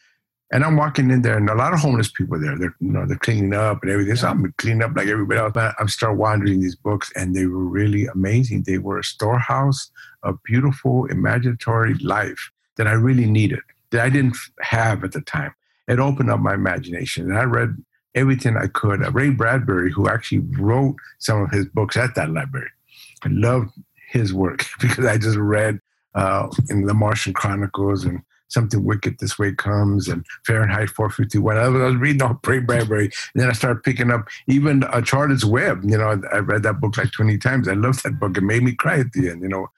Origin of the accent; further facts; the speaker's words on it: Ciudad Juarez, Chihuahua, Mexico; also born or lived in El Paso, United States; I was born in El Paso, Texas. We lived across the border, Ciudad Juarez.